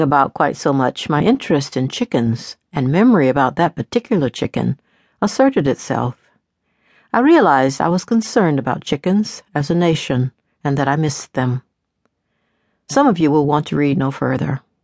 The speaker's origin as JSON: {"language": "English", "region": "the South", "country": "United States", "tie": "born or raised there", "said": "I grew up in the South, where we raise chickens every year for meat and for eggs"}